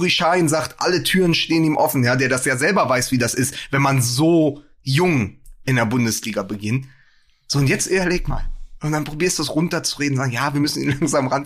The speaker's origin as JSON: {"language": "German", "region": "Berlin", "country": "Germany", "said": "als Berliner"}